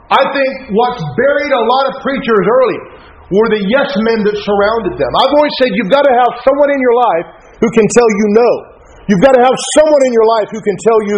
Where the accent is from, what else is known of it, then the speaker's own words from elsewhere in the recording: United States; we're Americans